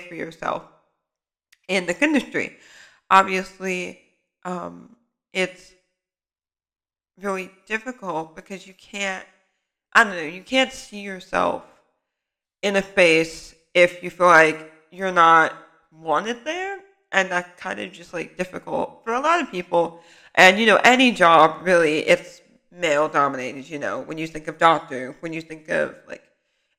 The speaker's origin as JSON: {"language": "English", "area": "Bay Area", "region": "California", "country": "United States", "said": "I'm from the Bay Area. I'm a student."}